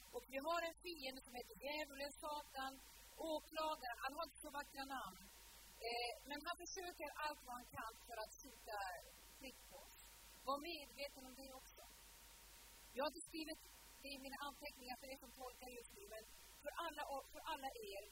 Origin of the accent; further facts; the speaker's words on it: Sula, Møre og Romsdal, Norway; moved away; möten hemma på Sula när jag växte upp, på den lilla ön vid Ålesund